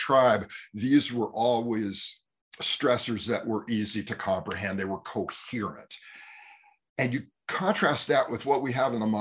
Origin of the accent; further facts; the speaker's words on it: Bay Area, California, United States; growing up in California in the Bay Area